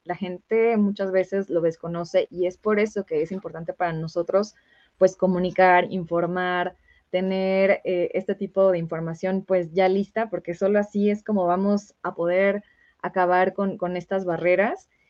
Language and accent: Spanish; Michoacán, Mexico; yo soy de Michoacán